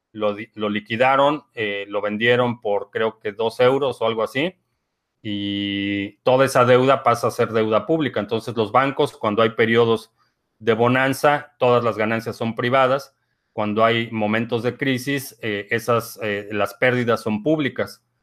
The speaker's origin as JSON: {"language": "Spanish", "country": "Venezuela", "said": "parece que en mi país, Venezuela, pretenden eso."}